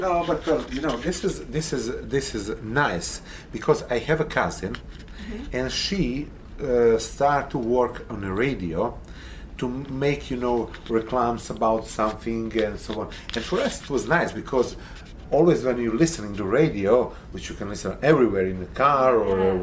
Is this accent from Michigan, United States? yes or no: no; Arizona, United States; We are from Arizona